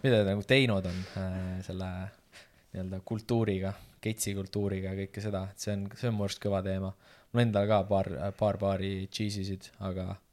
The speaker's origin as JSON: {"language": "Estonian", "country": "Estonia", "said": "ma olen eestlane"}